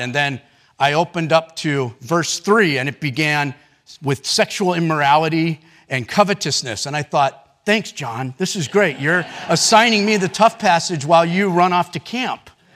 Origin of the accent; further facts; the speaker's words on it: United States; as American Christians, me included